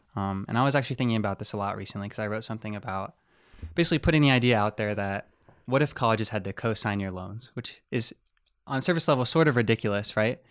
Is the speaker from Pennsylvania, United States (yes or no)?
yes; Harrisburg, Pennsylvania, United States; I'm from Harrisburg, Pennsylvania, which is, like, ninety miles west.